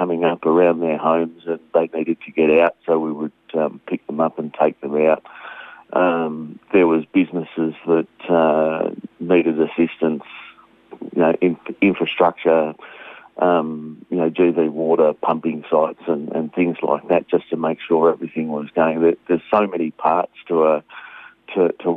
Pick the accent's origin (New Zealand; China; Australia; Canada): Australia; I'm a proud Australian and I'm a Aussie, every day of the week